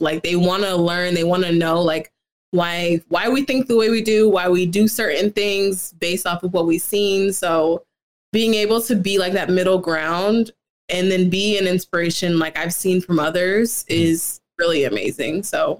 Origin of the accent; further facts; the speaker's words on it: St. Louis, Missouri, United States; I got to college because I'm from Missouri. It's all white people there.